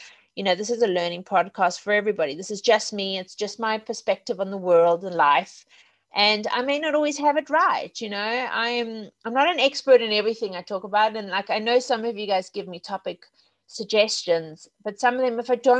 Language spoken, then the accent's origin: English; Zimbabwe; also born or lived in South Africa; now in England; And of course, I grew up in Zimbabwe and South Africa.